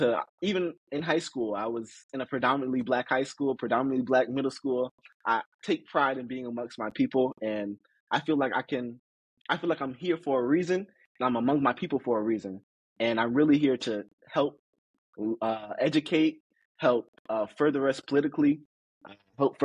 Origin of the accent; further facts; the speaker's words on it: Boynton Beach, Florida, United States; also born or lived in Tallahassee, Florida; growing up in Boynton Beach